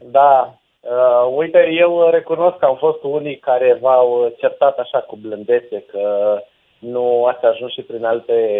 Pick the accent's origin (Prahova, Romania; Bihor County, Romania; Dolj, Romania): Prahova, Romania; Ploiești; chiar dacă nu locuiesc acolo, eu sunt din Ploiești